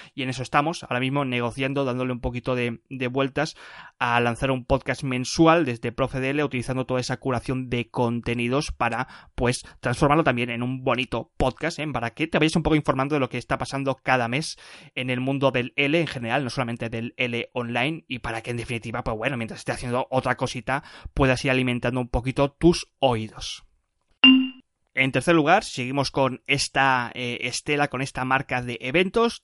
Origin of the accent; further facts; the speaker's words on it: Barcelona, Catalonia, Spain; moved away as an adult; also born or lived in France / Sarajevo; He vuelto a casita, a Barcelona.